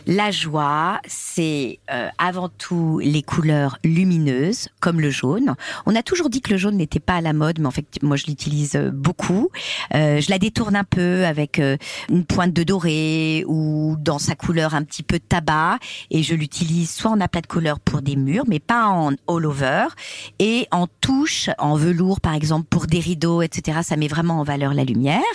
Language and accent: French; Corsica, France; je suis corse